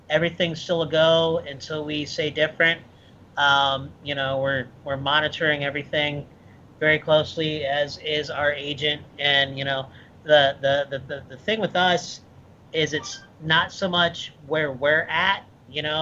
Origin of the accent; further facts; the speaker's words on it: Michigan, United States; also born or lived in Ohio; No, I'm originally from Midwest, Michigan and Ohio.